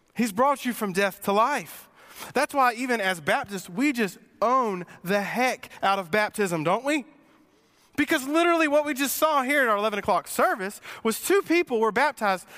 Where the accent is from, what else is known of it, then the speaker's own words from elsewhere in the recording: Sumter, South Carolina, United States; I grew up in Sumter, and I grew up driving an eighty-nine Mustang